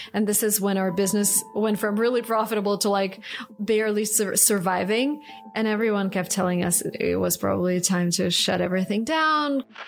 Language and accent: English; Saint Petersburg, Russia; English is a second language; moved away as an adult; I grew up in Russia, St. Petersburg, and spent the first 25 years of my life there.